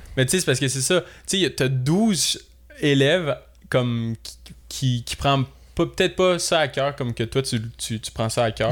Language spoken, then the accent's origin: French; Saint-Lazare, Quebec, Canada; moved away; j'ai 22. Euh, je suis originaire de Saint-Lazare